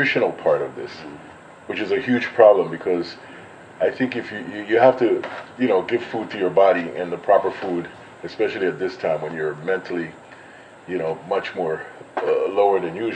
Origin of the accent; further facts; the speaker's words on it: Puerto Limón, Limón, Costa Rica; moved away; from Puerto Limon, Costa Rica. But I live most of the time outside, and hopefully I'm returning to live here